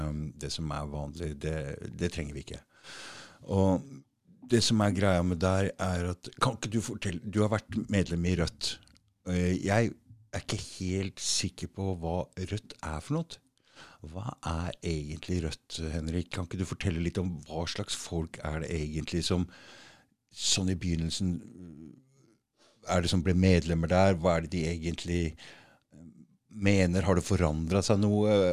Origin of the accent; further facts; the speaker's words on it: Germany; Norwegian is a second language; now in Os, Norway; jeg er født og oppvokst i Tyskland.